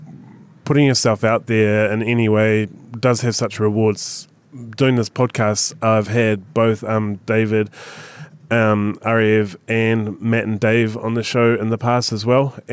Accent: New Zealand; I'm from New Perth, Zealand, so I'm not great on Australian landscape

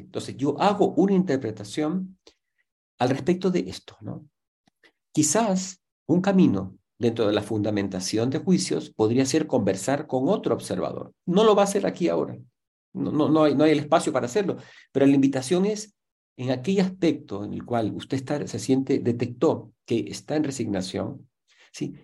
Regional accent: Ecuador; somos ecuatorianos

